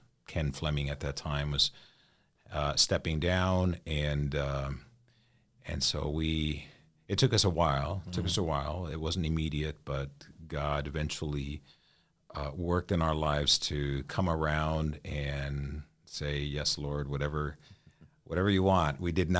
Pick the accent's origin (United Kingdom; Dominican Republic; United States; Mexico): Mexico; moved away as an adult; My parents are missionaries, so I'm an MK from Mexico. A missionary kid